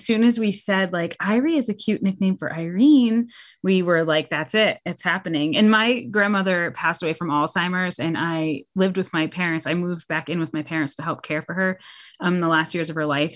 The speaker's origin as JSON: {"language": "English", "region": "New Hampshire", "country": "United States", "tie": "born or raised there", "moved": "as an adult", "lives_now": "Charlotte, United States", "said": "I am a native New Englander. I'm from New Hampshire."}